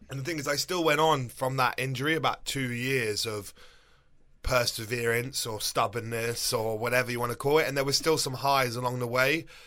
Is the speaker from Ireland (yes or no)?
no; England, United Kingdom; moved away as an adult; also born or lived in New York, United States / Florida, United States; now in United States; I grew up in England till I was twenty-seven